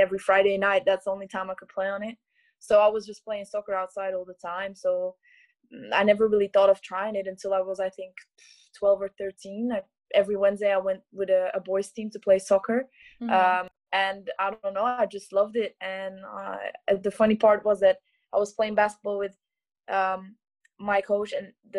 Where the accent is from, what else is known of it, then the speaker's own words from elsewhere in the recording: Belgium; moved away as an adult; now in Zaragoza, Spain; I'm from Belgium.